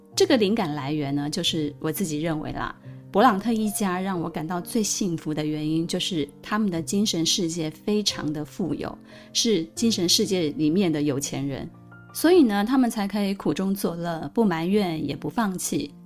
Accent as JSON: {"language": "Chinese", "town": "Pingtung", "region": "Pingtung County", "country": "Taiwan", "tie": "born or raised there", "moved": "yes", "said": "我生长在南台湾非常纯朴的屏东"}